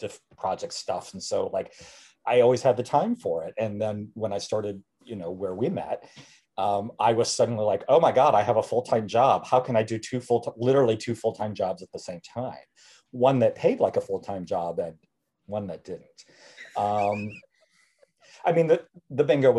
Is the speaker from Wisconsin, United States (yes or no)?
yes; Wisconsin, United States; I was born in a small town in Wisconsin